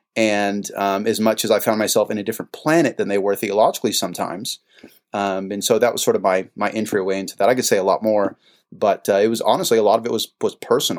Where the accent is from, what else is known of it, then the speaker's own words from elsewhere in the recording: San Jose, California, United States; moved away as an adult; also born or lived in Missouri / Louisiana / New Orleans / Louisville; I'm originally from San Jose, California. I was born and raised there.